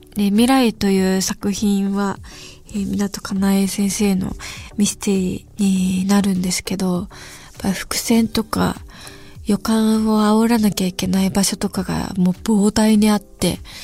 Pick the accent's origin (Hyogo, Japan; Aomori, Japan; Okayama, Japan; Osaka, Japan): Hyogo, Japan; moved away; もともと出身が兵庫県で